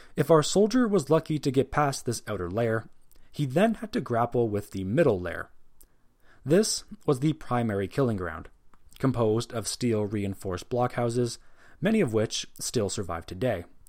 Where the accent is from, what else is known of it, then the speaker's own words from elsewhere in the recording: Canada; as a Canadian